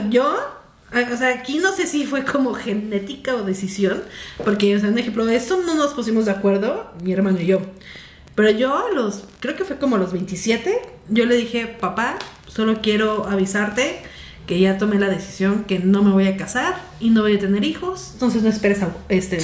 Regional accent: Mexico; moved away as an adult; now in Mexico City, Mexico; de mi pueblo aquí a la ciudad

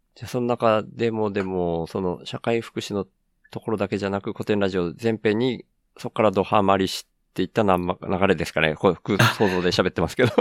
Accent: Miyazaki, Japan; also born or lived in Tokyo; 東京から地元の宮崎に帰ってきて

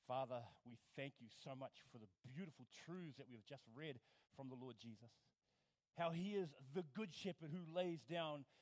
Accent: New Zealand; I'm from New Zealand

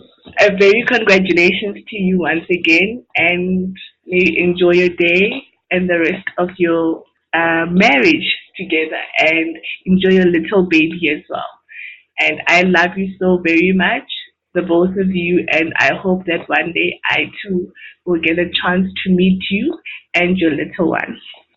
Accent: South Africa; I am from South Africa.

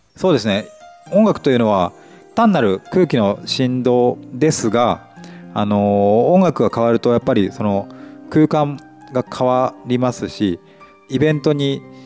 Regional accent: Nagaoka, Niigata, Japan; moved away as an adult; also born or lived in Tokyo; 長岡の白丸で生まれ育って

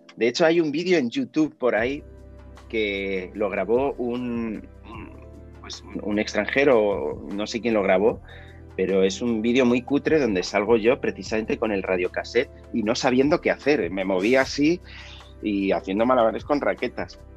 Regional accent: Huesca, Aragon, Spain; moved away as an adult; also born or lived in Zaragoza; now in Madrid, Spain; aragonés, soy de Huesca

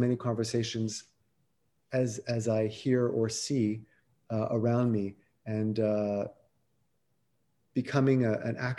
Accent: Montreal, Quebec, Canada; I growing up in Montreal

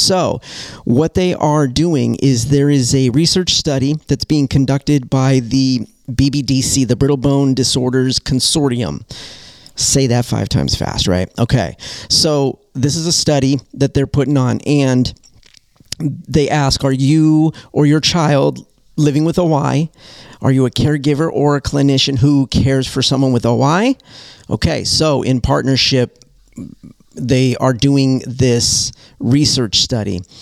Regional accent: Southern California, United States; now in Detroit, United States; I come from Southern California

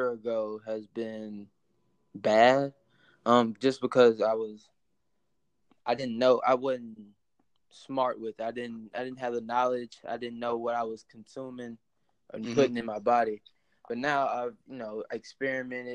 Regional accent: Tupelo, Mississippi, United States; also born or lived in Greenville, Mississippi; Grew up in Tupelo. I was born in Greenville, but, you know, moved up to Tupelo around 3 years old. So I've been here in Mississippi my whole life.

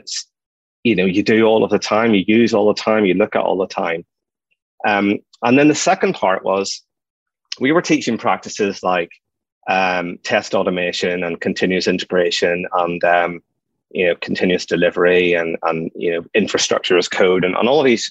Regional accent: Ireland; I'm an Irish guy

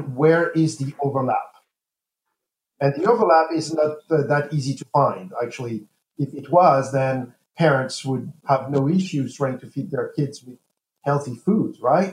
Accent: Paris, Île-de-France, France; moved away as an adult; now in United States; I was born east of Brooklyn, actually so east that it's actually in Paris, France

